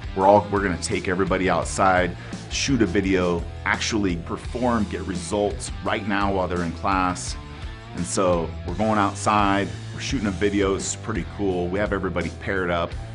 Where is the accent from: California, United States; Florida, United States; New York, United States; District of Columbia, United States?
California, United States; Oakdale; now in Colorado, United States; I live in Colorado, but I'm from California, a little tiny town in Central California that almost nobody's heard of. It's called Oakdale